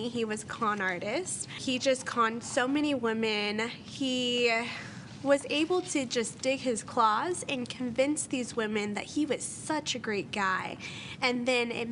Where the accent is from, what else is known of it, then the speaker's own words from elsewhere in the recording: Orange County, California, United States; I was born in Orange County, California